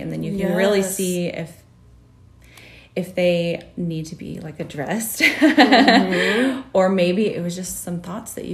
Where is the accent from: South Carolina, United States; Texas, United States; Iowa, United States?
Texas, United States; now in Utah, United States; My childhood was in Texas